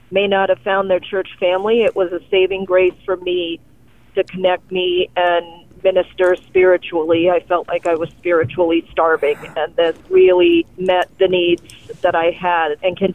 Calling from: Akron, Iowa, United States; I'm calling from Akron, Iowa.

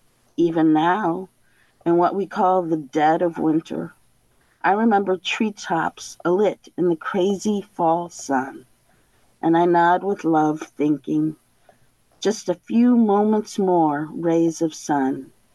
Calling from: Michigan, United States; I'm in a little camper in the big woods in northern Michigan.

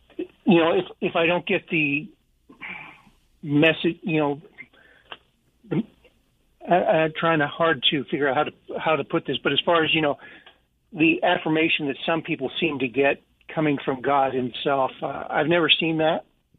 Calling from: Idaho, United States

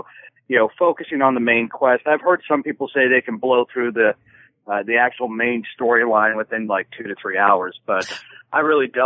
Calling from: Santa Rosa, California, United States; from Santa Rosa, California.

